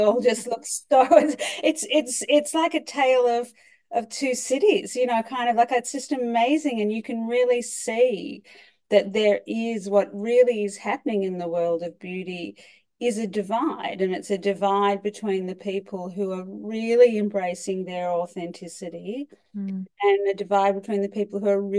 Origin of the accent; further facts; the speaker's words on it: Australia; moved away as an adult; now in New York, United States; I'm originally Australian